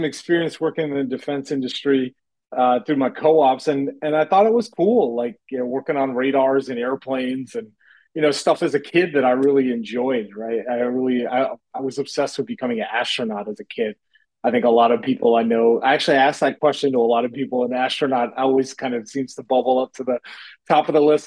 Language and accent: English; Kingston, Rhode Island, United States; I grew up in Southern Rhode Island, near the University of Rhode Island. That's where I grew up, in Kingston.